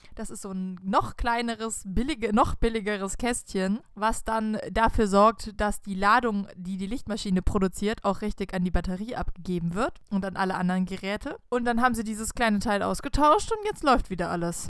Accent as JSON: {"language": "German", "area": "the Swiss border", "region": "Baden-Württemberg", "country": "Germany", "tie": "born or raised there", "said": "wir sind an der Schweizer Grenze aufgewachsen"}